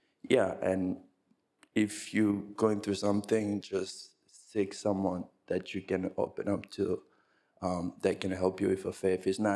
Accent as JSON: {"language": "English", "town": "New York City", "region": "New York", "country": "United States", "said": "I'm from Brooklyn"}